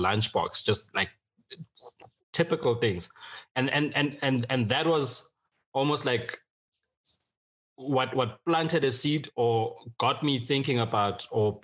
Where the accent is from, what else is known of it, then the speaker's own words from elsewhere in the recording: Johannesburg, Gauteng, South Africa; also born or lived in Free State, South Africa / Eswatini; From the rural areas, both in the Free State and Swaziland, to growing up in Hillbrow, life was just a struggle.